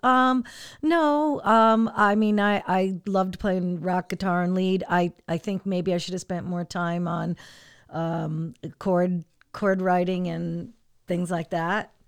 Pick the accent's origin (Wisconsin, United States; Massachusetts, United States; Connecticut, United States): Connecticut, United States; Portland; also born or lived in California; now in Hartford, United States; I'm actually originally from Portland.